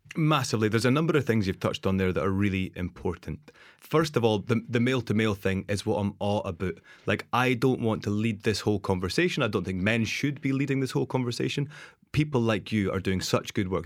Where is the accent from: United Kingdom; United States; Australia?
United Kingdom; Dundee, Scotland; moved away as an adult; also born or lived in Amsterdam / Geneva / New Zealand; my really toxic behaviors that I came from Dundee